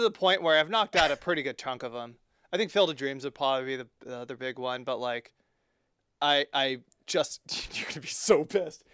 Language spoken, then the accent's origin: English; East Bay, California, United States; our time growing up in the East Bay